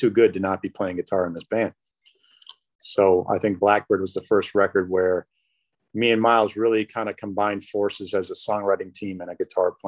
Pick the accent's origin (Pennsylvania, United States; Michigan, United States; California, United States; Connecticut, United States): Michigan, United States; Detroit; moved away; also born or lived in Chicago; I grew up in Detroit